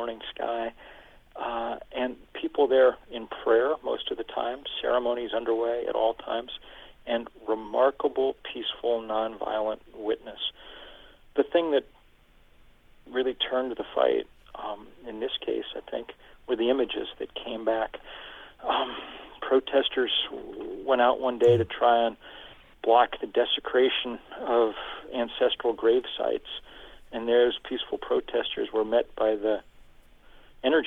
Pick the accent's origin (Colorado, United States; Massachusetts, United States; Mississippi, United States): Massachusetts, United States; Lexington; I grew up in Lexington, Massachusetts, giving tours on the Battle Green in the summer for my summer job